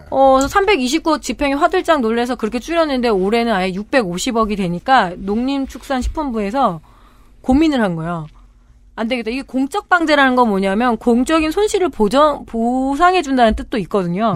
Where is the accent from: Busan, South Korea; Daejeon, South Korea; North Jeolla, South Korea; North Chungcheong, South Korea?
North Chungcheong, South Korea; Chungju; 제가 어렸을 때이 충주에서 컸다고 그랬잖아요